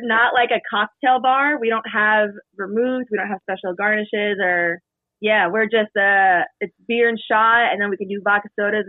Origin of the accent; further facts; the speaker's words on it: New Jersey, United States; moved away as an adult; also born or lived in Brooklyn / Upper East Side; now in New York City, United States; I'm from South Jersey originally.